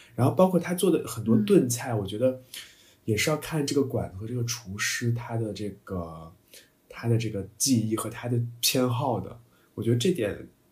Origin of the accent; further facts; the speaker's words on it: China; moved away; also born or lived in Toulouse; 在我国的某些一些南方城市，比如说上海啊什么